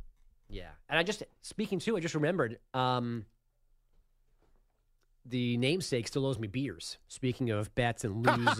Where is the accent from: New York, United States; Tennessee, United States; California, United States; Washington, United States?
New York, United States; I'm a New Yorker my entire life. I cannot accept still on year 43 of my existence